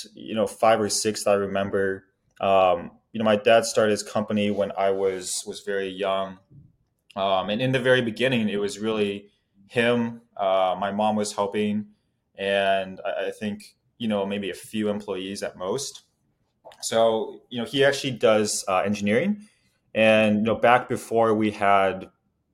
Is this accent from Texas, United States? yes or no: no; Omaha, Nebraska, United States; I grew up in Omaha, Nebraska